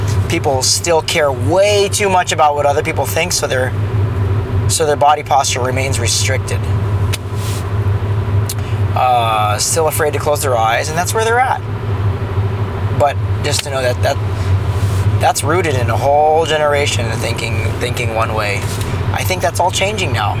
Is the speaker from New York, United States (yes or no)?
no; Orange County, California, United States; I grew up in Orange County